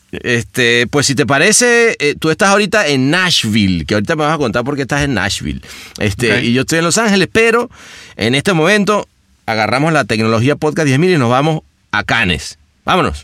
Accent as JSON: {"language": "Spanish", "country": "Venezuela", "said": "viniendo además de un país como, como el nuestro"}